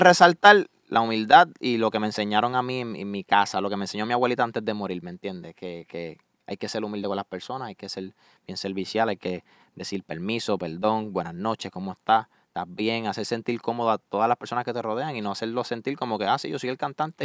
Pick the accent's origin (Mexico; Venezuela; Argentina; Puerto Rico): Puerto Rico; Salinas; accent: Puerto Rican (boricua); moved away as an adult; now in Orlando, United States; Salinas, Puerto Rico, un Paseo Costa del Sur es donde yo viví casi toda mi vida